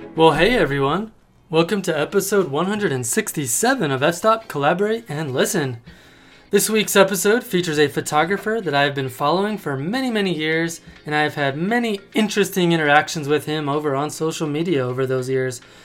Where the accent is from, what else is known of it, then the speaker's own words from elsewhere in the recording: Colorado Springs, Colorado, United States; I grew up in Colorado Springs